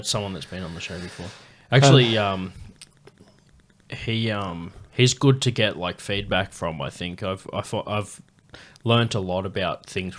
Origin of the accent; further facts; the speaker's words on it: Queensland, Australia; I only thought of that mentioning the like homophobia and like growing up in Queensland and that sort of shit.